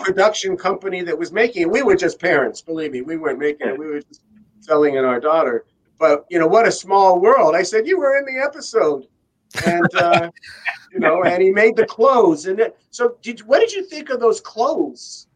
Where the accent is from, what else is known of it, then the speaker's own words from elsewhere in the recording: Beverly Hills, California, United States; I am originally from Beverly Hills